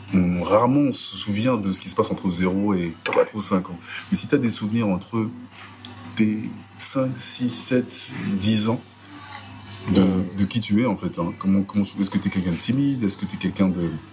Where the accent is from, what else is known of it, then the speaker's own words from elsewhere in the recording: Sarcelles, Île-de-France, France; je suis né à Sarcelles en août 90